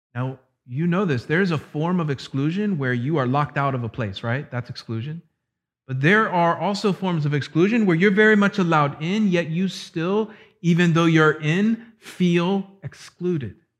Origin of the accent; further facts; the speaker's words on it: Florida, United States; my hometown in Florida